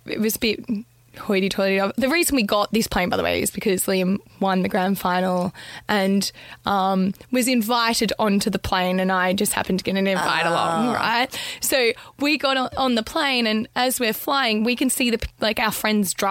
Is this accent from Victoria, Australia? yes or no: yes; Melbourne, Victoria, Australia; I'm from Melbourne.